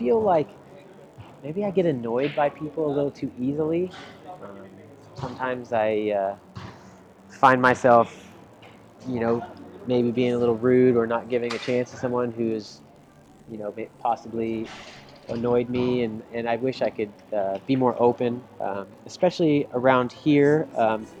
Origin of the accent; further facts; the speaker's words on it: Dallas, Texas, United States; now in Orlando, United States; I'm a Dallas guy, born and raised in Texas, grew up in Dallas watching the Texas Rangers